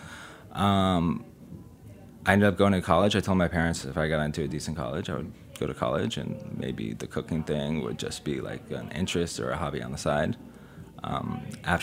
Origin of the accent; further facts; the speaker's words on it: San Diego, California, United States; now in San Francisco, United States; I grew up in San Diego